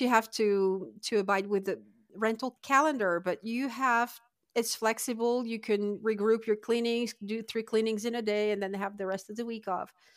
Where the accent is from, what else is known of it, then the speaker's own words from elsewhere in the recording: Lille, Hauts-de-France, France; moved away as an adult; now in Adirondack Mountains, New York, United States; I'm originally from Lille